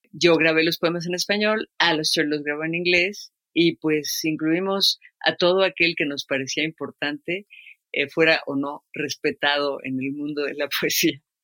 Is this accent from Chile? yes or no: no; Mexico City, Mexico; Vivimos en la colonia del Valle nosotros y la escuela estaba recién hecha entre las piedras